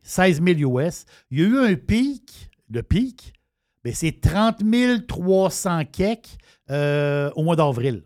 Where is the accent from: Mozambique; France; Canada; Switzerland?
Canada; je suis Canadien